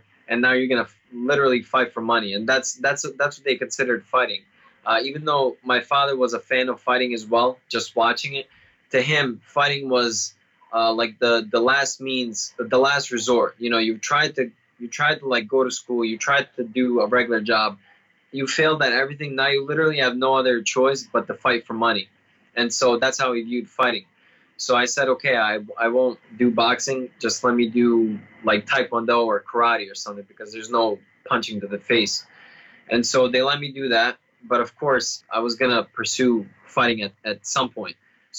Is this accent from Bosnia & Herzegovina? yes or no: yes; Bosnia & Herzegovina; born there; English is a second language; moved away; also born or lived in Serbia; I was born in Bosnia. I'm a Serbian born in Bosnia, and we had a civil war beginning in the 1990s. And so when the country split up, we had to flee with my family.